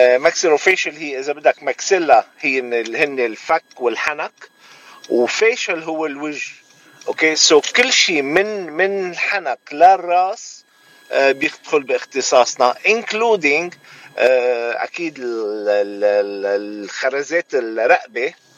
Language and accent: Arabic; Ain el Remmaneh, Mount Lebanon, Lebanon; moved away as an adult; also born or lived in Maasser el Chouf, Lebanon; now in San Antonio, United States; خلقت وربيت بعين الرمانه